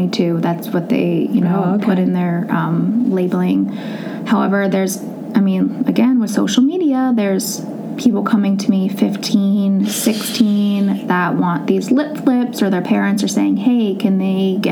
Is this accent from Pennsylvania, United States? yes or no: yes; Mount Lebanon, Pennsylvania, United States; now in Peters Township, United States; I grew up in Mount Lebanon. I never wanted to leave the Mount Lebanon bubble